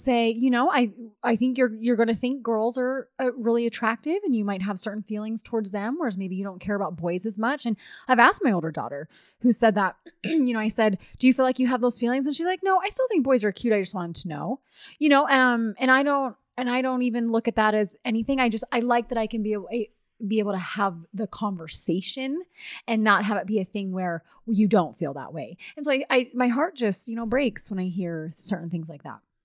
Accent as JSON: {"language": "English", "region": "East Coast", "country": "United States", "moved": "yes", "said": "I did not grow up L D S. I'm from the East Coast."}